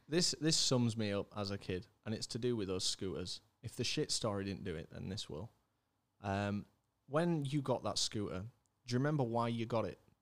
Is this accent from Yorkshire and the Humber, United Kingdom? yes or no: yes; Leeds, Yorkshire and the Humber, United Kingdom; also born or lived in Germany; I came back from, uh, came back from Germany, started at Beeston Primary down the road